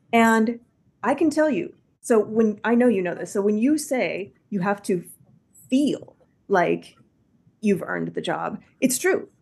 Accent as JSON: {"language": "English", "region": "Midwest", "country": "United States", "said": "I'm from the Midwest"}